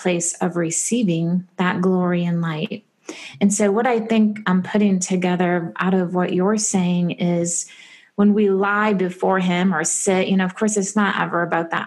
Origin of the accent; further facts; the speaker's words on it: Michigan, United States; I grew up in Michigan